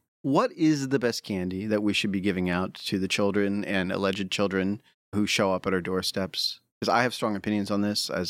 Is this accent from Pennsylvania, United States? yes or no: yes; Pennsylvania, United States; And I grew up near Hershey, and it was a very big point of pride that E.T. chose Reese's Pieces.